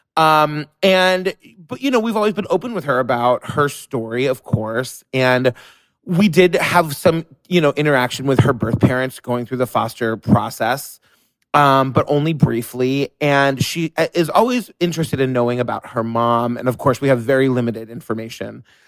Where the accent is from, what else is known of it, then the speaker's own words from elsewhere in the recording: New York City, New York, United States; I'm a New Yorker